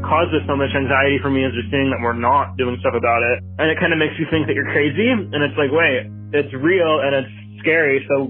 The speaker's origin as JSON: {"language": "English", "town": "Norman", "region": "Oklahoma", "country": "United States", "said": "I'm 17. I'm from Norman, Oklahoma."}